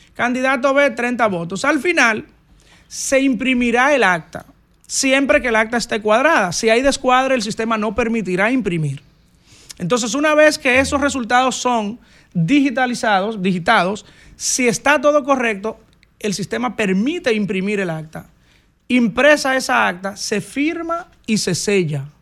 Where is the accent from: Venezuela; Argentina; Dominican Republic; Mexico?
Dominican Republic; San José de Ocoa; mi campo, que amo, mi patria chica